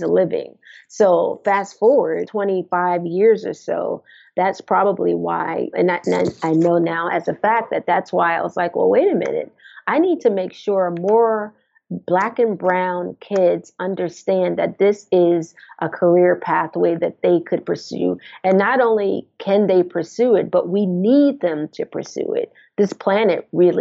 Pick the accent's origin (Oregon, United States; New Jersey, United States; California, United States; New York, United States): New Jersey, United States; Jersey City; We grew up in Jersey City, New Jersey, and we lived in a brownstone